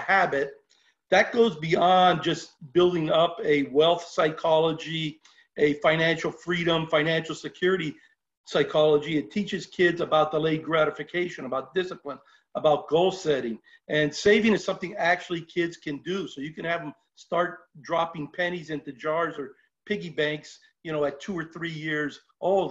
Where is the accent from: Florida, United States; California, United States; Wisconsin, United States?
California, United States; Los Angeles; where I grew up in Lincoln Heights